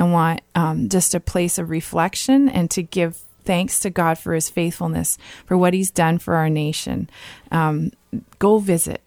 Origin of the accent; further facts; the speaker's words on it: Niagara Falls, Ontario, Canada; now in Ottawa, Canada; I grew up in Niagara Falls